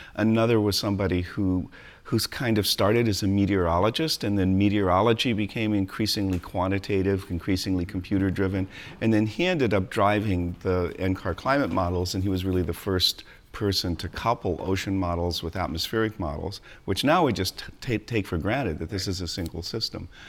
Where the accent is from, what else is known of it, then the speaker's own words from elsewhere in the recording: San Diego, California, United States; moved away as an adult; also born or lived in Colorado; I grew up in beaches in San Diego, California, and we always had animals and all